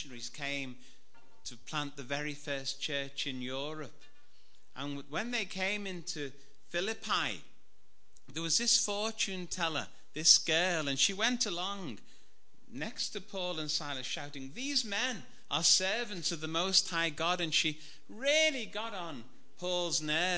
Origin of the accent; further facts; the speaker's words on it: Liverpool, North West England, United Kingdom; I was brought up in Anfield in Liverpool.